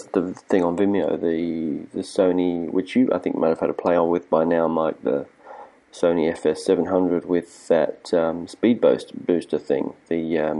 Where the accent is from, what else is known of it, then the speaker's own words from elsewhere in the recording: Prague, Czechia; English is a second language; I am from Prague.